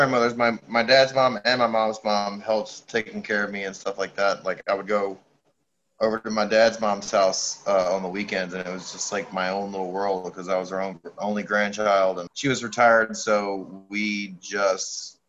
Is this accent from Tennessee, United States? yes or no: yes; Memphis, Tennessee, United States; moved away as an adult; now in Canada; Yep, Memphis, Tennessee, born and raised for 26 years.